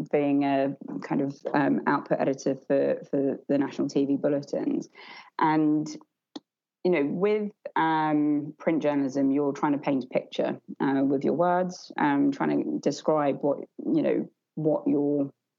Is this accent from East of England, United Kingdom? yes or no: yes; Essex, East of England, United Kingdom; I'm just from Essex and, you know, grew up not really in that kind of community